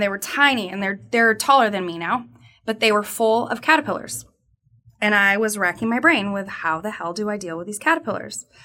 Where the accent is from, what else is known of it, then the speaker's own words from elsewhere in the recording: Southern California, United States; I am from Southern California.